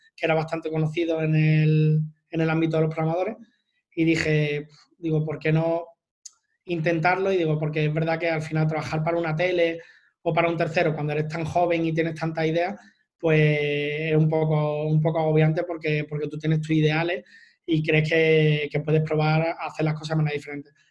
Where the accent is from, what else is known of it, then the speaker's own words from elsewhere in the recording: Málaga, Andalusia, Spain; yo soy de Málaga